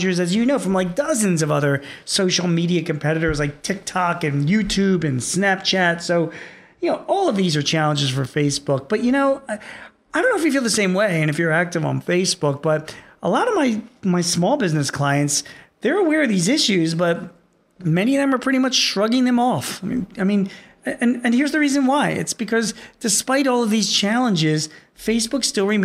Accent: Philadelphia, Pennsylvania, United States; here in my hometown of Philadelphia

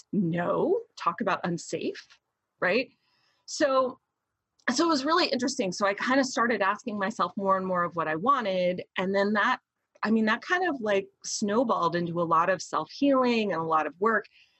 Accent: Deep South, United States; I was raised in the Deep South.

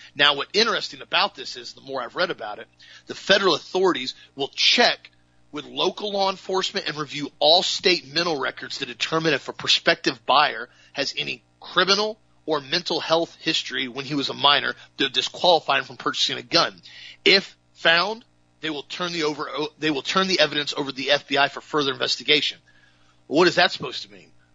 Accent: United States; as a patriot, as an American, as a Christian, as a family man

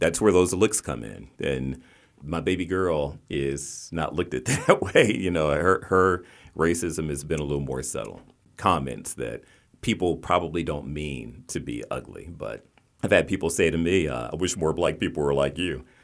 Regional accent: West Virginia, United States; moved away; also born or lived in Baltimore; I grew up in West Virginia

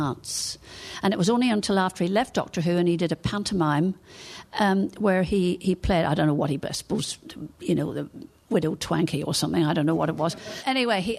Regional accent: Northern Ireland, United Kingdom; accent: Northern Irish; my Northern Irish accent

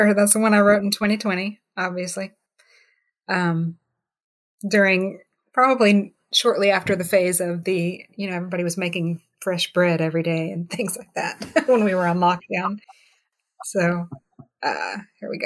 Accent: the South, United States; I grew up in the South, you know, and I didn't like molasses when I was growing up.

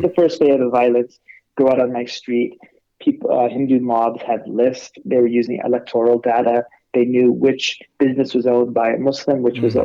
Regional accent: California, United States; accent: California; I was born and raised in California

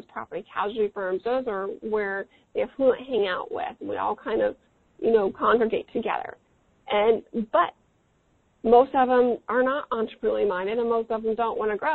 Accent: Midwest, United States; I'm from the Midwest

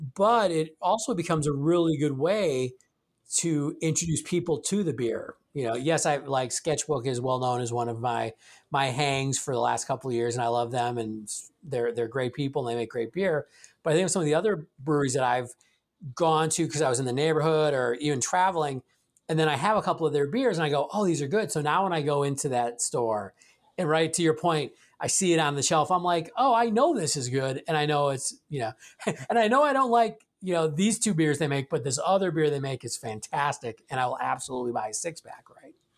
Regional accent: Milwaukee, Wisconsin, United States; I grew up in Milwaukee

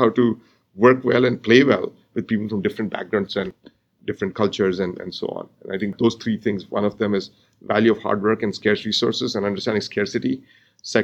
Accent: India; moved away as an adult; now in United States; So I grew up in India, and I got my undergraduate degree in India, and I came to the U.S. for grad school

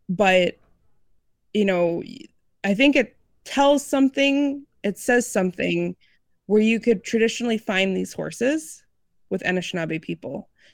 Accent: Illinois, United States; I grew up outside of Chicagoland area, and anybody who grew up or knows of that area, land is kind of at a premium, and it's hard to interact with horses.

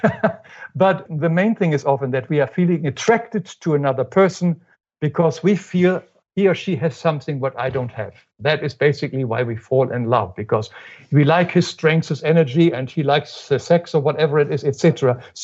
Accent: Germany; moved away as an adult; now in United States; When I grew up in Germany, of course, we do not say I love you to our parents or anything

